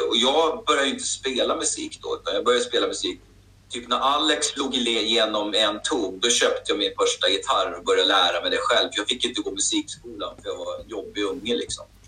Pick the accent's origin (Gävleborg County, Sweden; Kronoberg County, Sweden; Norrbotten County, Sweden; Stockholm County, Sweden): Stockholm County, Sweden; Hallstavik; Jag är ju född och uppvuxen i Hallstavik, liksom, i en liten eh, bruksort